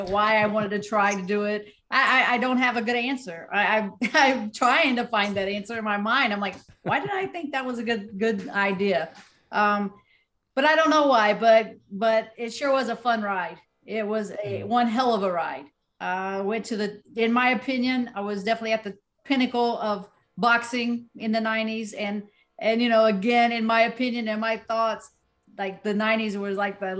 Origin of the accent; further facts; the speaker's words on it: Southern West Virginia, United States; I'm from Southern West Virginia